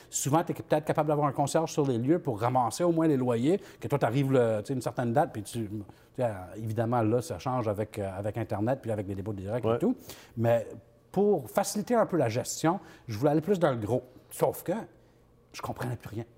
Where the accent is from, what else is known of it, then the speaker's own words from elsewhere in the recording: New Brunswick, Canada; je viens du, nouveau, du Nouveau-Brunswick.